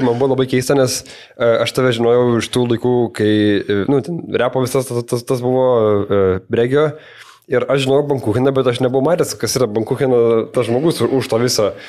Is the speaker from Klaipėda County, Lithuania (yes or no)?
yes; Klaipėda, Klaipėda County, Lithuania; aš kadangi esu iš Turalaka, tai man būdavo tas, kur už Akropolio rajonas.